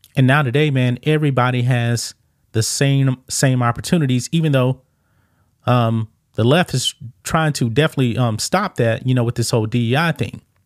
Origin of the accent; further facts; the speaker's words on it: Texas, United States; I grew up here in the South, in Texas.